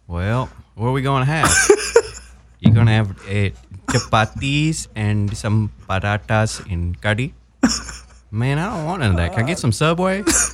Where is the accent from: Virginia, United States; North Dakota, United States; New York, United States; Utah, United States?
Virginia, United States; Wise; accent: Southern; I am from the mountains of Southwest Virginia in a little town called Wise. And I will tell you that this place, I used to have an accent, like a really Southern accent.